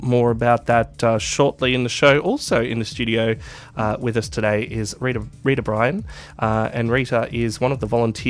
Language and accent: English; Melbourne, Victoria, Australia; because I'm from Melbourne.